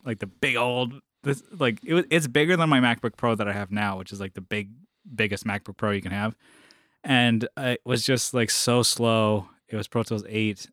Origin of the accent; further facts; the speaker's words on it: San Diego, California, United States; I'm from San Diego